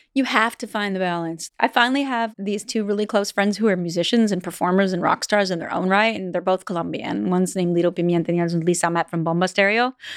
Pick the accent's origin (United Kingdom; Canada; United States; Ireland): Canada; Vancouver Island, British Columbia; I'm from Vancouver Island